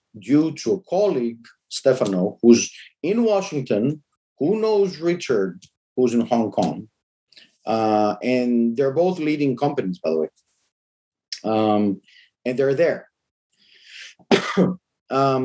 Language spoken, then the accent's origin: English; Brussels, Brussels-Capital Region, Belgium; I grew up in Brussels